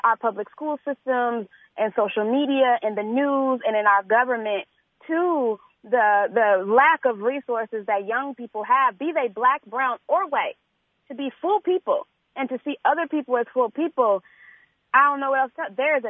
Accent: Chicago, Illinois, United States; I grew up here. I was born and raised on the South Side.

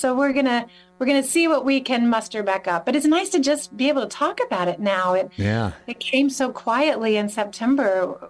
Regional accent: North Carolina, United States; moved away as an adult; when I was growing up in North Carolina.

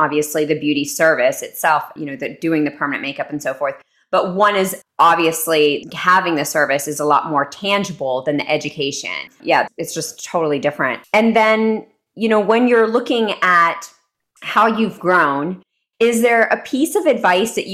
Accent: Texas, United States; moved away; also born or lived in New York City; growing up in Texas

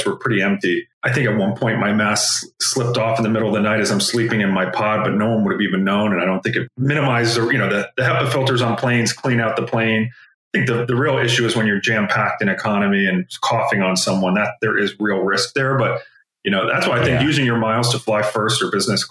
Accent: United States; as an American

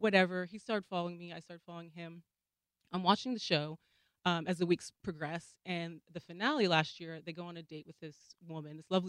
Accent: Seattle, Washington, United States; also born or lived in New Jersey; Born in New Jersey, but grew up in Seattle

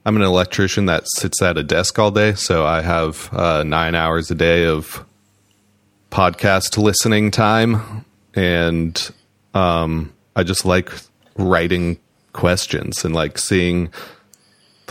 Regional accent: Colorado, United States; moved away as an adult; also born or lived in Arizona / Portland; I grew up in Colorado, went to audio engineering school in Arizona, and then moved to Portland

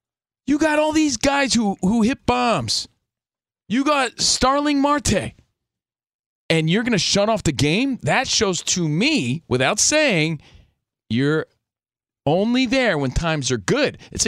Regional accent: East Coast, United States; now in Los Angeles, United States; We're from the East Coast. We're out here in L.A. Grew up a Yankees fan.

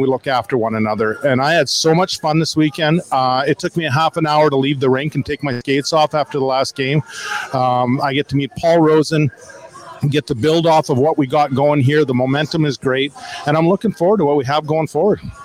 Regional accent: Swift Current, Saskatchewan, Canada; I was born in Swift Current

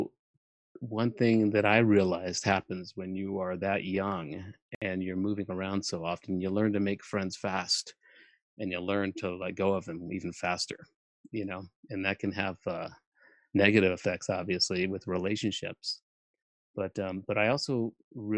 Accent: Albuquerque, New Mexico, United States; moved away; also born or lived in Germany / Hollywood; I was born in Germany on a military base and had lived on 6 different bases by the time I was 9 years old, where we then we settled in Albuquerque.

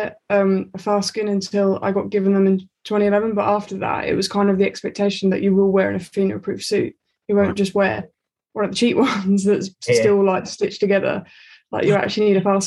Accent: Aldridge, West Midlands, United Kingdom; also born or lived in Aldershot; we moved from Aldershot to Aldridge, and that's what Ellie's like hometown. So we ended up living in the same village and going to the same school

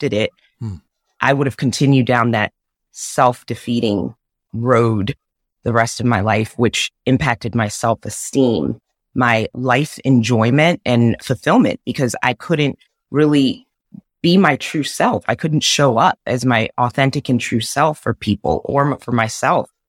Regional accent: Zambia; I was born in Africa in Zambia. My mom is Zambian. My dad was Caucasian American

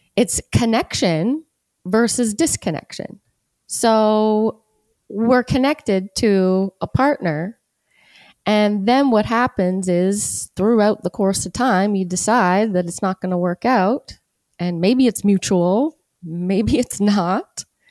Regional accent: Hamilton, Ontario, Canada; Here, born and raised.

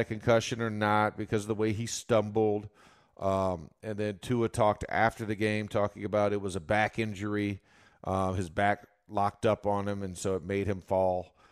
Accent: Florida, United States; moved away; I'm from Florida originally

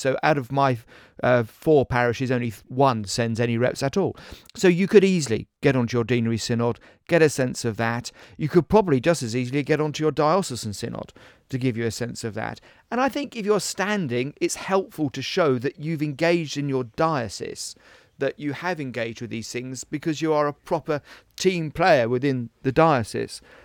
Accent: Essex, East of England, United Kingdom; moved away; I was raised in Essex

